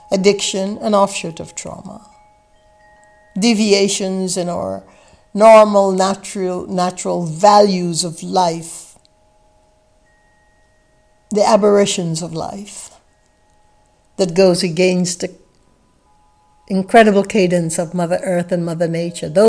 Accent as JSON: {"language": "English", "country": "Guyana", "tie": "born or raised there", "said": "I grew up in the British West Indies in a place called British Guiana in South America, in a village that had less than 500 inhabitants scattered along the mangrove fringed coast of the Atlantic Ocean."}